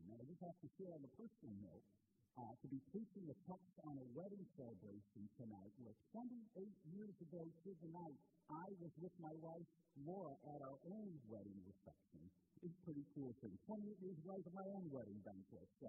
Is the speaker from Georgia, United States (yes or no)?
no; Portland, Indiana, United States; the block that I grew up on in Portland, Indiana